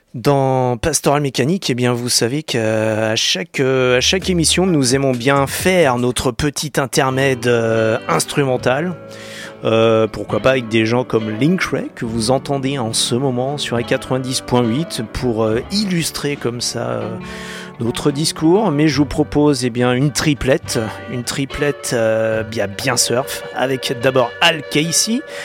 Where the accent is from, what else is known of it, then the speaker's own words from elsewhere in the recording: France; chez nous en France